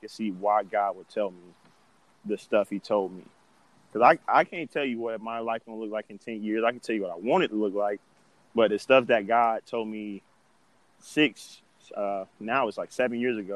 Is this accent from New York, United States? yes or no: no; Florida, United States; moved away as an adult; now in Fargo, United States; I was just from Florida